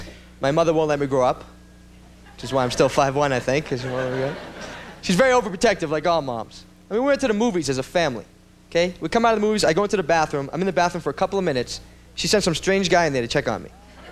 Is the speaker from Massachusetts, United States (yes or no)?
yes; Boston, Massachusetts, United States; moved away; I'm from Boston, Massachusetts. And I'm 5'1".